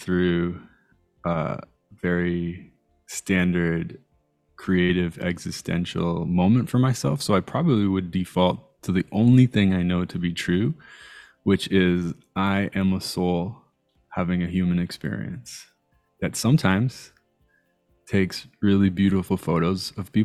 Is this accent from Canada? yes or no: yes; Toronto, Ontario, Canada; also born or lived in Iran / Italy / Montreal; I grew up in a borough called North York